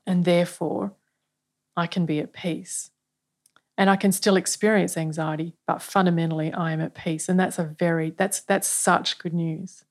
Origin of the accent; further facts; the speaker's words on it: Australia; as Australian people